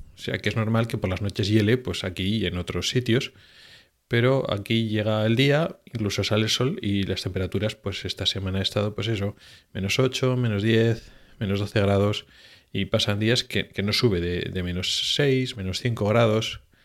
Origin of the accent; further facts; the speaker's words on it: Spain; moved away as an adult; now in Sweden; yo vengo de España